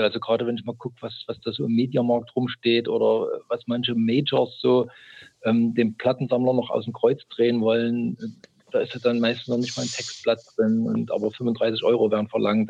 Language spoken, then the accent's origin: German; East Germany, Germany; now in Chemnitz, Germany; ich bin gebürtiger DDR-Bürger